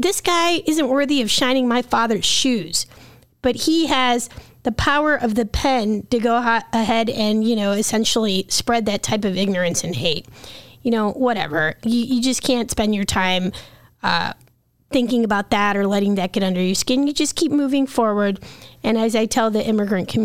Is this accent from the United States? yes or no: yes; Illinois, United States; I was born here